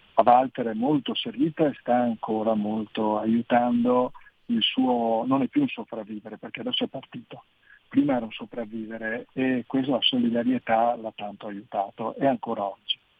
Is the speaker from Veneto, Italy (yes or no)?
yes; Veneto, Italy; io sono veneto, di noi veneti